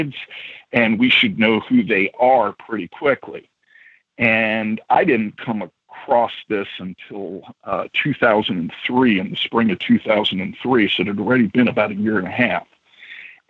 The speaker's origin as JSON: {"language": "English", "town": "New York City", "region": "New York", "country": "United States", "tie": "born or raised there", "moved": "as an adult", "lives_now": "Midwest, United States", "said": "I grew up in New York"}